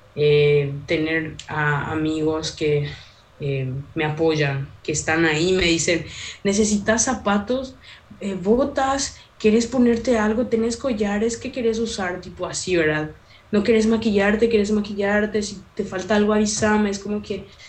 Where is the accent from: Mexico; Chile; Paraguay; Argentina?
Paraguay; from the Chaco; Soy paraguaya, amo ser paraguaya, amo mis raíces, amo ser chaqueña